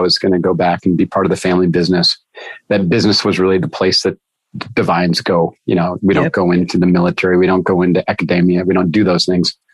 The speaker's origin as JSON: {"language": "English", "area": "Adirondacks", "region": "northern New York", "country": "United States", "tie": "born or raised there", "said": "I grew up with boats, and I grew up hiking in the Adirondacks"}